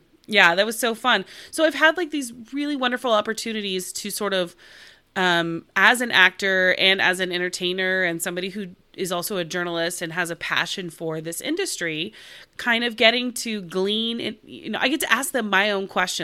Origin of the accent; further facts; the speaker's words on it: Oklahoma, United States; moved away as an adult; now in Los Angeles, United States; I'm originally from Oklahoma, and I went to Oklahoma State University